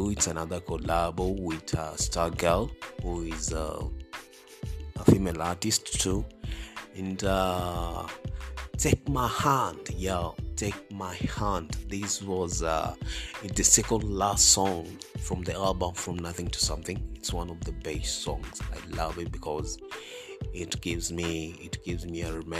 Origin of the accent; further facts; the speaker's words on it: Kenya; I'm a Kenyan, and I'm an R&B artist